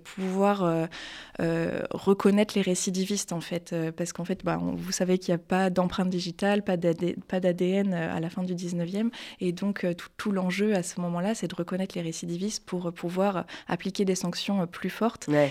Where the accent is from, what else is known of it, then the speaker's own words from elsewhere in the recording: Le Mans, Pays de la Loire, France; moved away as an adult; also born or lived in Tours / Paris; j'ai commencé mes études loin de Paris, plutôt en, province, donc en Sarthe. Euh, je suis née au Mans